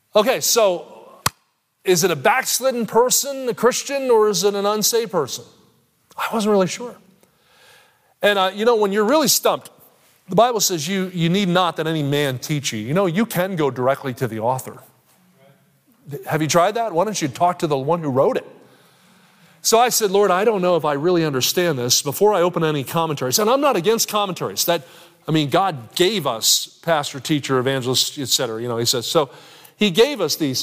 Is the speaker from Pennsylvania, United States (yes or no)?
no; Kansas City, Missouri, United States; I'm from Kansas City